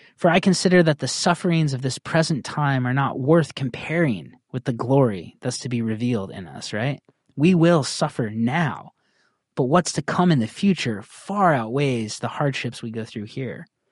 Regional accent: United States; I'm an American

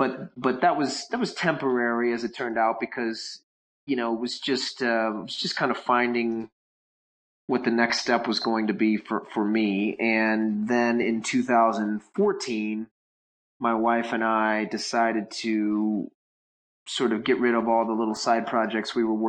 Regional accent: St. Louis, Missouri, United States; also born or lived in Michigan; I moved back to my hometown of St. Louis, Missouri in summer of 2005, after 2 years in Michigan.

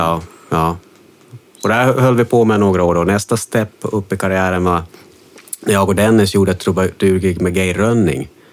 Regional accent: Jakobstad, Ostrobothnia, Finland; accent: Finland-Swedish; also born or lived in Stockholm, Sweden; now in Sweden; Jag kommer från Kolby, liksom en, en, ja. en, liten by utanför Jakobstad

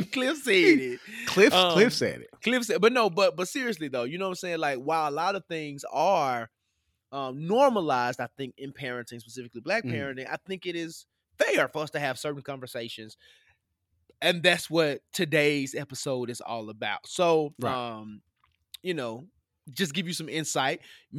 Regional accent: Tennessee, United States; I grew up in the South, what people mm-hmm. would call the mid-South, because Tennessee mm-hmm. is above your

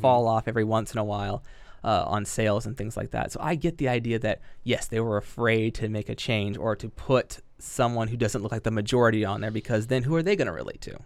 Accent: Yellow Springs, Ohio, United States; I grew up in Yellow Springs

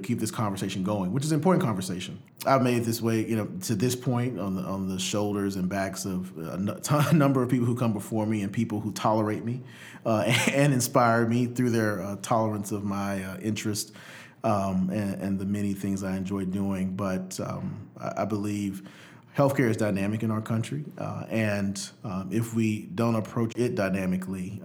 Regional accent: Muscle Shoals, Alabama, United States; moved away as an adult; also born or lived in New Orleans, Louisiana / Washington, D.C.; now in Pittsburgh, United States; I grew up in Alabama, played a small place called Muscle Shoals, Alabama, and my parents are still there

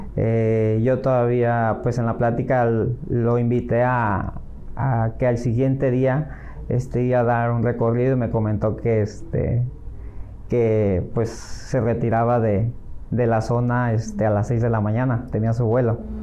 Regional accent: Acapulco, Guerrero, Mexico; moved away as an adult; also born or lived in Los Angeles, California; now in Playa del Carmen, Mexico; soy originario de Acapulco, el Guerrero

